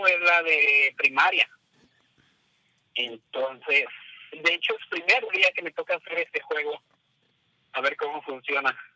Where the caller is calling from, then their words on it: San Diego, California, United States; de San Diego.